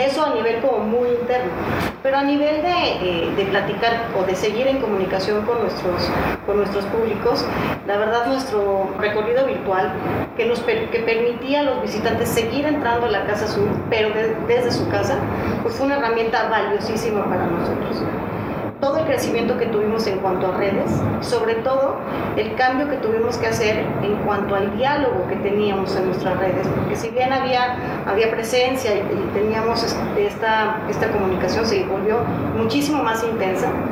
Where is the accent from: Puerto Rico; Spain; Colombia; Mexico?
Mexico; como mexicanos